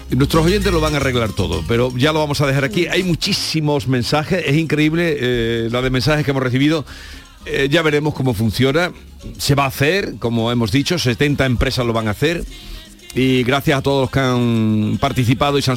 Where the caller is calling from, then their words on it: Córdoba, Andalusia, Spain; de Córdoba.